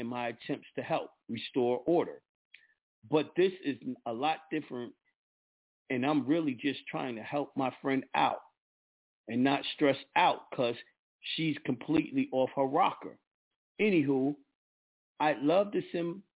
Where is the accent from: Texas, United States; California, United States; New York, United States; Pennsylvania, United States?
New York, United States; I'm a New Yorker